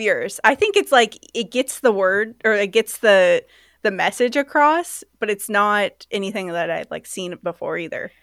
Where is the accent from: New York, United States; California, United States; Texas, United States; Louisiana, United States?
California, United States; Sacramento; also born or lived in London; now in Seattle, United States; I'm originally from Sacramento